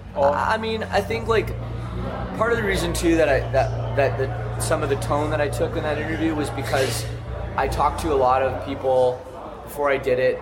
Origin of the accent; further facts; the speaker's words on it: Canada; I'm from Canada where it gets very cold